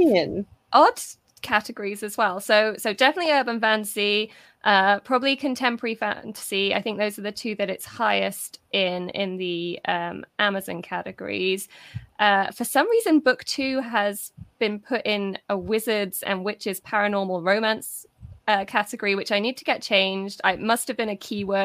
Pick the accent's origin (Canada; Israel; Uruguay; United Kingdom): United Kingdom; officially a British author